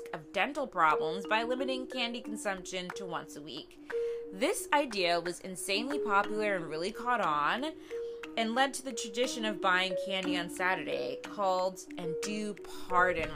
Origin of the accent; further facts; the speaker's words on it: Midwest, United States; as a wee young lass growing up in the Midwest